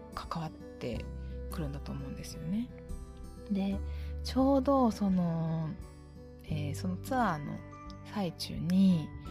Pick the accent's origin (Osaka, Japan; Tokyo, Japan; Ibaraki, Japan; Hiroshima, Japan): Osaka, Japan; 地元の大阪